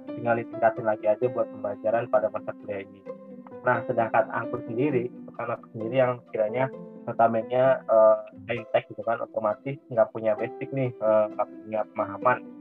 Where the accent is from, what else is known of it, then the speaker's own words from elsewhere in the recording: Bandung, West Java, Indonesia; aku asalnya dari Bandung